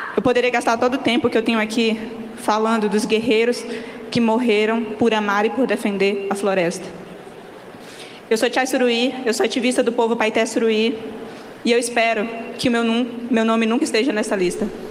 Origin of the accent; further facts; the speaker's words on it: Rondônia, Brazil; Eu sou mulher indígena da Amazônia, eu venho de Rondônia